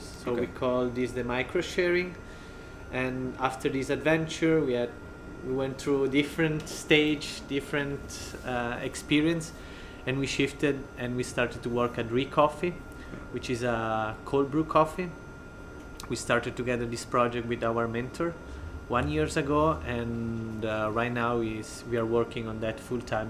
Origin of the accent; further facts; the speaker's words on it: Ticino, Switzerland; moved away as an adult; also born or lived in St. Gallen / Paris; I come from Ticino, as you can hear from my funny accent.